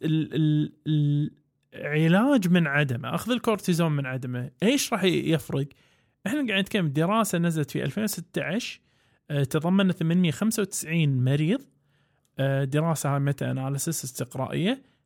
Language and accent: Arabic; Kuwait; عندنا بالكويت